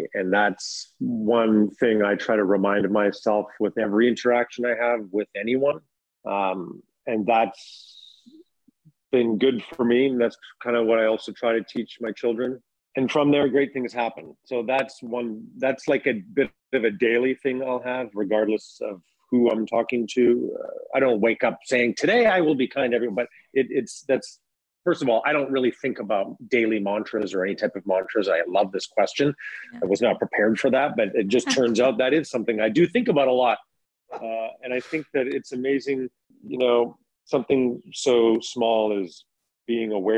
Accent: Kamloops, British Columbia, Canada; now in Toronto, Canada; I'm originally from Kamloops

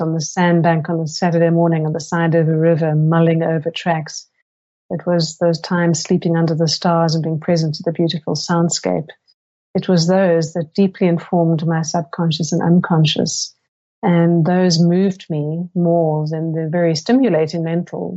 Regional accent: Cape Town, Western Cape, South Africa; moved away as an adult; also born or lived in Silicon Valley, United States / Seattle, United States; I grew up in South Africa.

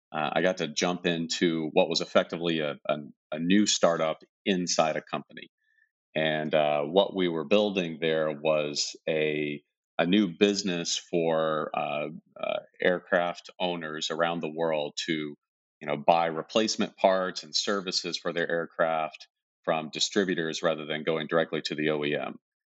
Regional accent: South Carolina, United States; moved away as an adult; now in Silicon Valley, United States; It's a lot different than where I live now, out in Silicon Valley. I grew up in a small town, had a totally normal childhood.

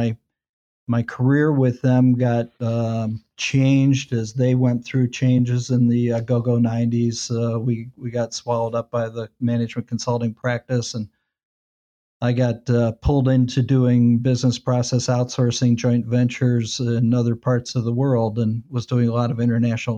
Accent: Westlake, Ohio, United States; I'm a Cleveland guy. I grew up in Westlake

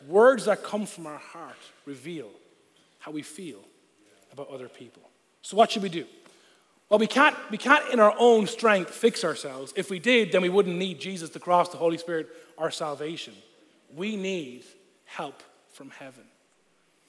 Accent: Ireland; first language Irish; moved away; I'm Irish. Of course I'm Catholic

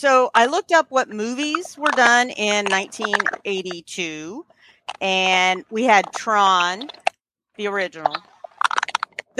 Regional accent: Newberry, South Carolina, United States; my hometown in Newberry, South Carolina

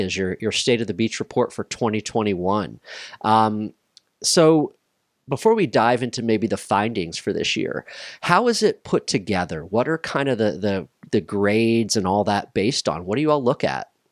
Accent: Maryland, United States; now in Wilmington, United States; Maryland is my home state

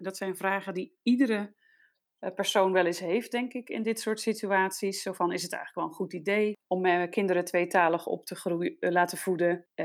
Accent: Netherlands; now in Denmark; Wij zijn Nederlanders allebei, mijn man en ik

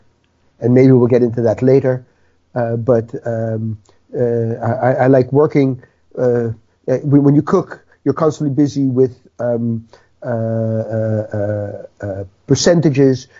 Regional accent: New York City, New York, United States; moved away as an adult; now in Netherlands; 68 years ago, I was born in the Bronx

